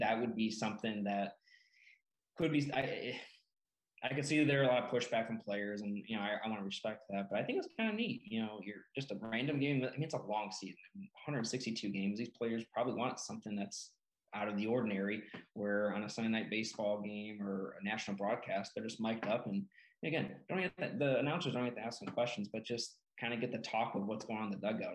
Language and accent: English; Peru, Illinois, United States; my hometown of Peru, Illinois, small town